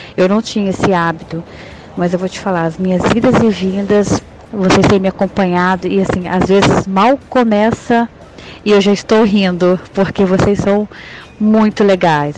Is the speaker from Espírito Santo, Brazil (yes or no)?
yes; interior of Espírito Santo, Brazil; now in Petrópolis, Brazil; sou do interior do Espírito Santo